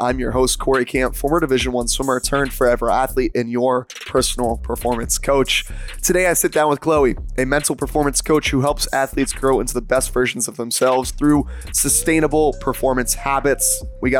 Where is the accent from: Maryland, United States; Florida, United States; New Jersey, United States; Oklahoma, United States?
Maryland, United States; I was born and raised in Maryland